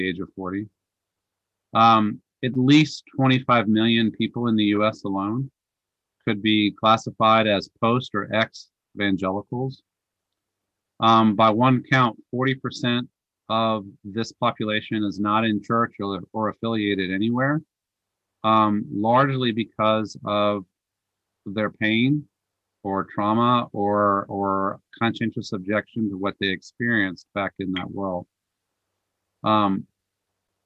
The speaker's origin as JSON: {"language": "English", "region": "Northern Virginia", "country": "United States", "tie": "born or raised there", "said": "I grew up Catholic in Northern Virginia, where I was raised"}